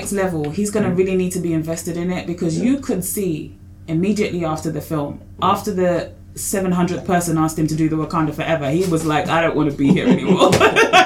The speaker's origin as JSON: {"language": "English", "area": "Essex", "region": "East of England", "country": "United Kingdom", "said": "I'm from Essex"}